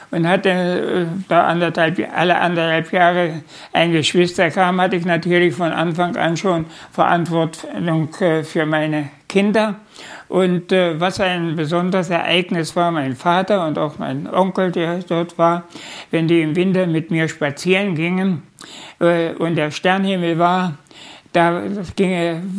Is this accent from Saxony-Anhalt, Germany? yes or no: yes; Unstrut valley, near Nebra, Saxony-Anhalt, Germany; geboren bin ich äh, im Unstrutal, Wolmerstedt heißt der Ort. Das ist in der Nähe von Nebra, wo diese Himmelscheibe gefunden wurde